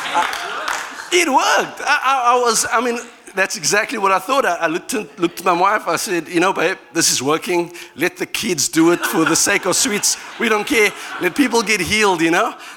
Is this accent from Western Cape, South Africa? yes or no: yes; Cape Town, Western Cape, South Africa; my, my um, background in South Africa, I'm from Cape Town